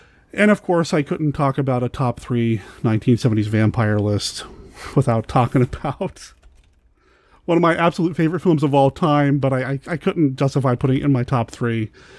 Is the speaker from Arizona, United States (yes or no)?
yes; Arizona, United States; born there; I was born in Arizona.